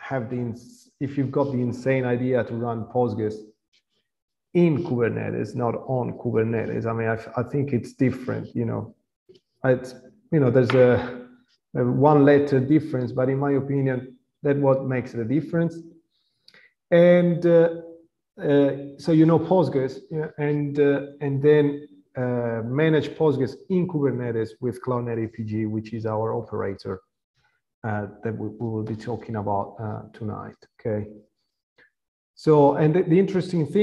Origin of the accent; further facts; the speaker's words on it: Tuscany, Italy; Toscani from Tuscany